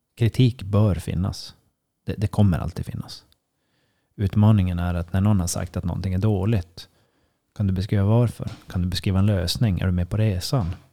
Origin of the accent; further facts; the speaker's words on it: Sweden; som svensk